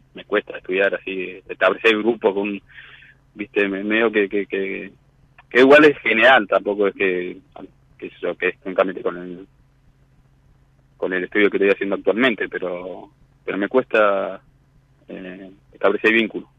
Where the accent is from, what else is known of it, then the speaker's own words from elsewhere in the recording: Mar del Plata, Buenos Aires Province, Argentina; moved away as an adult; now in La Plata, Argentina; soy de Madre de Plata y me vine hace siete años acá en La Plata